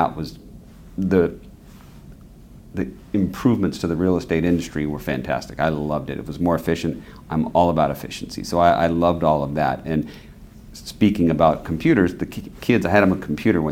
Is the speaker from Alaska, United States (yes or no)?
no; San Jose, California, United States; I'm from San Jose, grew up there, and live there today still